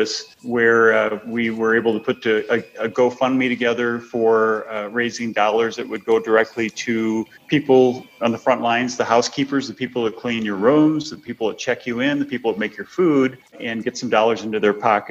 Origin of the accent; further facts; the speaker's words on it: Minnesota, United States; moved away as an adult; now in St. Louis, United States; I'm from Minnesota originally and have raised my family down here in St. Louis, been here probably 35 years or so